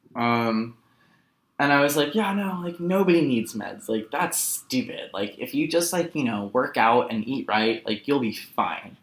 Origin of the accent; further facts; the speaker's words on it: Los Angeles, California, United States; also born or lived in Berlin; a rough come down back to my hometown.